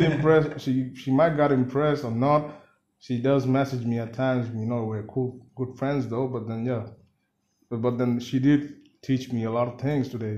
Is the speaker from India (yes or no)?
yes; Siliguri, West Bengal, India; first language Bengali; English is a second language; I'm from Siliguri